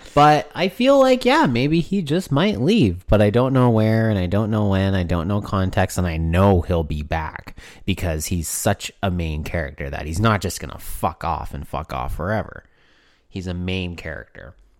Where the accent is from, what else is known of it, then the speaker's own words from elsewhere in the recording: Canada; we're from Canada